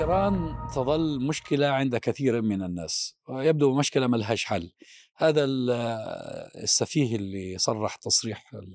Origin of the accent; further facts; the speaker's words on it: Palestine; أنا كفلسطيني وعربي ومسلم وسني